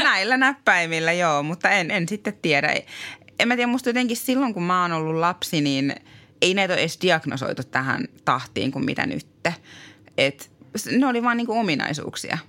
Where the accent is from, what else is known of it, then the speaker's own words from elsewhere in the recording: Tampere, Pirkanmaa, Finland; now in Äkäslompolo, Finland; Mä oon itse Tampereelta kotoisin